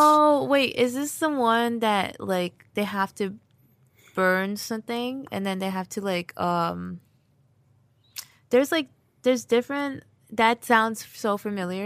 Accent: Union, New Jersey, United States; I was born here in New Jersey and, like, um, lived in the Union basically, like, my whole life

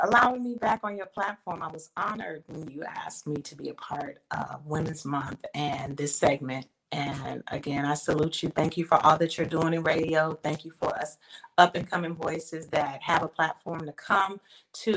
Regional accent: Inglewood, California, United States; moved away; also born or lived in Atlanta; I'm originally from California, born and raised in Inglewood, California

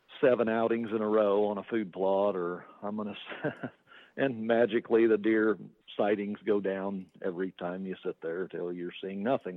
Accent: Kansas, United States; And in Kansas, so I grew up in Kansas.

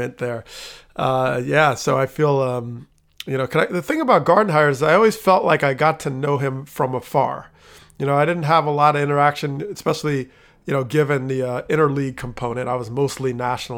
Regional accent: New Jersey, United States; I grew up in Jersey

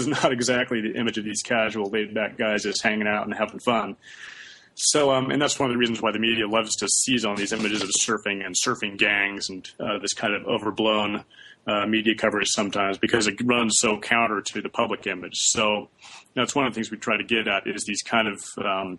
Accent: Santa Barbara, California, United States; I was from Santa Barbara also

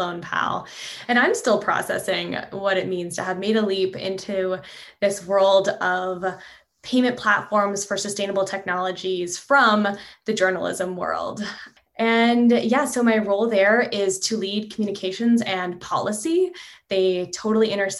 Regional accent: Canada; moved away as an adult; also born or lived in Montreal; now in California, United States; I'm originally from Canada, so you know, I had this desire to figure out how energy is involved with national economic policy, because that's a big thing back in Canada where I'm from

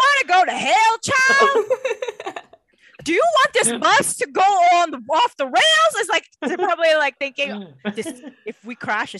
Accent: Macau; born or raised there

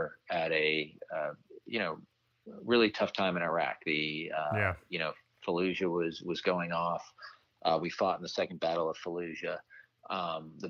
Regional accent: New York, United States; I'm from New York

